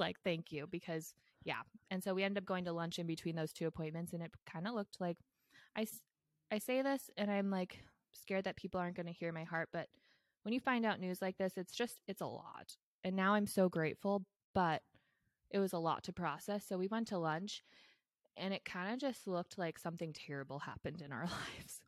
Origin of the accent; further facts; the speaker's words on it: Bay Area, California, United States; I grew up in the Bay Area.